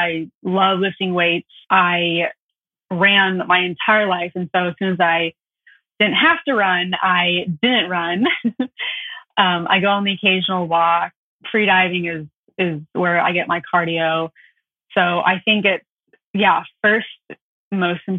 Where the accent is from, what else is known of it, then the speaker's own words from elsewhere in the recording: Franklin, Tennessee, United States; Growing up in Tennessee